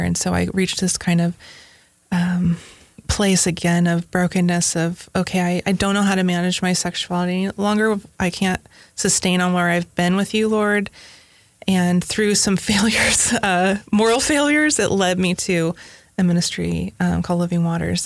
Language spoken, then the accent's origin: English; Northern California, United States; also born or lived in Silicon Valley, California; now in Tennessee, United States; I grew up in Northern California